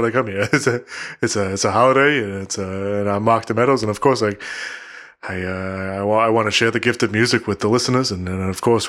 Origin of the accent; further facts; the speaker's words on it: Canada; I'm Canadian.